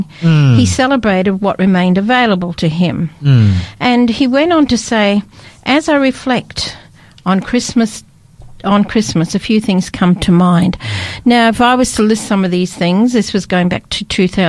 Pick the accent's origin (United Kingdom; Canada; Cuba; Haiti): United Kingdom; Scotland; also born or lived in Australia; now in Adelaide, Australia; I was brought up in Scotland